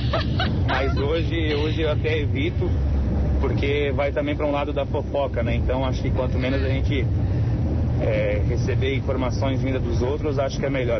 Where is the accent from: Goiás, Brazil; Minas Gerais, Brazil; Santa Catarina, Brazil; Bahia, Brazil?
Santa Catarina, Brazil; Camboriú; Eu sou de Camboriú, mas tô no trecho, tô tá na rodagem, tô aqui em Rio do Sul